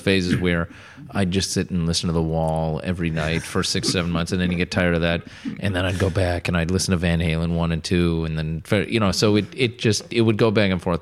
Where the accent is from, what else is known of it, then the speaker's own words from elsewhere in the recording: Connecticut, United States; I grew up in Connecticut